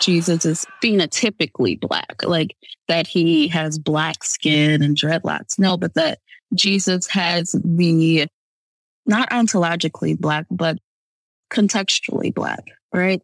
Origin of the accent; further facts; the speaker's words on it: Michigan, United States; I'm from Michigan